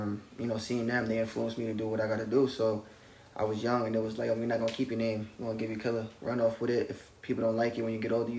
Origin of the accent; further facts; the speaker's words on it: Yonkers, New York, United States; Nah, it's tough. The biggest thing in Yonkers, nobody like to show love.